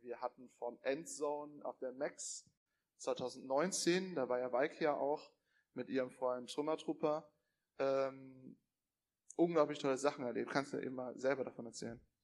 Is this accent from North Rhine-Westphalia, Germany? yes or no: yes; Cologne, North Rhine-Westphalia, Germany; ich komme aus Köln